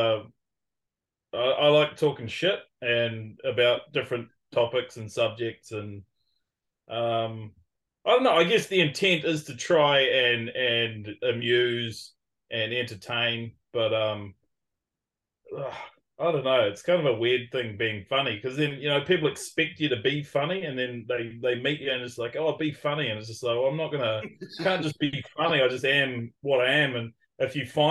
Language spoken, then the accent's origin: English; Raglan, Waikato, New Zealand; I'm from Raglan, which is a small town of population of about 5,000